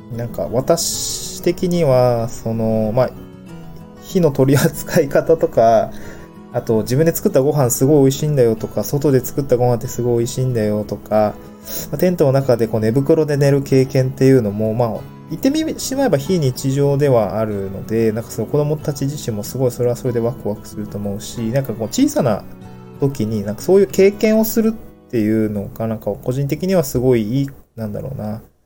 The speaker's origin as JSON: {"language": "Japanese", "region": "Niigata", "country": "Japan", "tie": "born or raised there", "moved": "yes", "lives_now": "Tokyo, Japan", "said": "私、出身新潟で"}